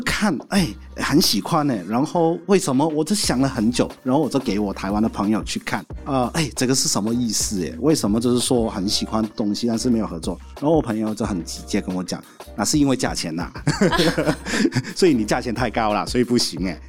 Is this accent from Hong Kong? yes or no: yes; Hong Kong; first language Cantonese; Chinese is a second language; moved away as an adult; now in Taiwan; 来自香港的